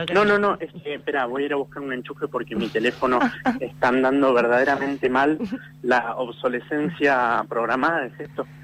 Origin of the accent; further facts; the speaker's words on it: Buenos Aires, Argentina; soy actor, soy porteño